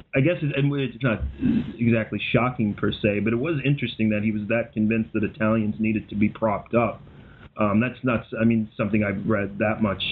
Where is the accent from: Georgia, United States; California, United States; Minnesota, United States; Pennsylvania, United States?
Minnesota, United States; I grew up in Minnesota